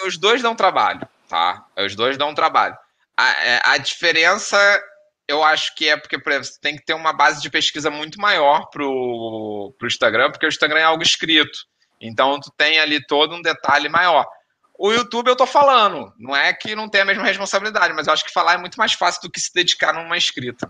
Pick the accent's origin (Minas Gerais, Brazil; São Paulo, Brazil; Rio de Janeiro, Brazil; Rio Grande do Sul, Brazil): Rio de Janeiro, Brazil; eu sou carioca